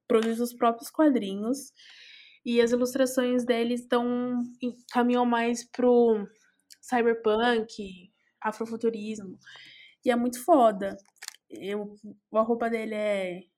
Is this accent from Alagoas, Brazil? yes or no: no; São Paulo, Brazil; also born or lived in Belém, São Paulo; Saudade de Itaquera, minha coab